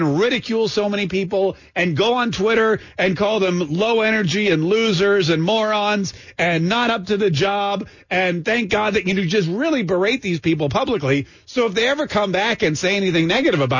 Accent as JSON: {"language": "English", "town": "Winston-Salem", "region": "North Carolina", "country": "United States", "said": "Winston-Salem, North Carolina, which is where I'm from"}